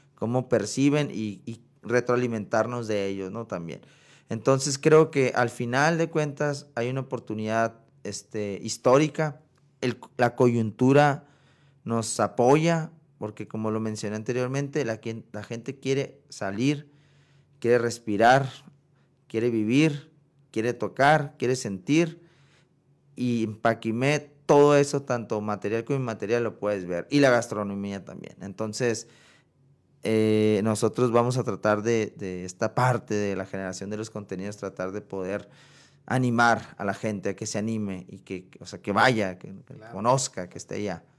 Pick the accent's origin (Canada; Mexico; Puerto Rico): Mexico; Sonora; moved away as an adult; now in Chihuahua, Mexico; yo soy sonorense, o sea, vecino de ustedes